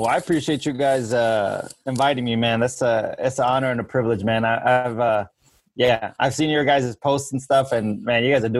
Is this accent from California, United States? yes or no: yes; San Diego, California, United States; moved away as an adult; also born or lived in Kansas; now in Wichita, United States; I grew up in San Diego, California, and I came to Kansas for school.